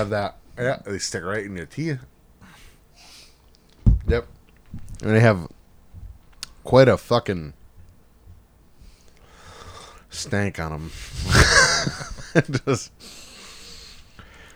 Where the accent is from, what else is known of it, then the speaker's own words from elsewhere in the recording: Rhode Island, United States; we are from Rhode Island